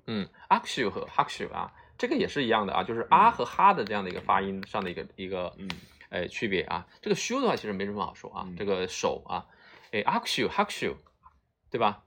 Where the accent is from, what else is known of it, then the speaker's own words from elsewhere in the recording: China; 我们中国人